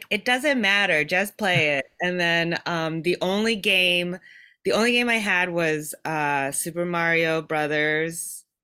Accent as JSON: {"language": "English", "country": "Japan", "tie": "born or raised there", "said": "I so I I was born and raised in Japan"}